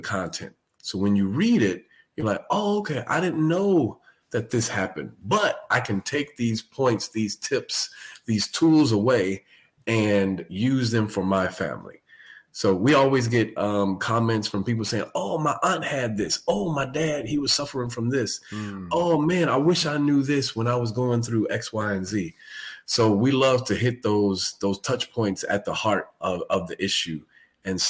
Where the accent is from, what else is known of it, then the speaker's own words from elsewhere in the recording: Chicago, Illinois, United States; moved away as an adult; now in Texas, United States; I'm originally from Chicago, born and raised. Me and my family, we've been in Texas 6.5 years.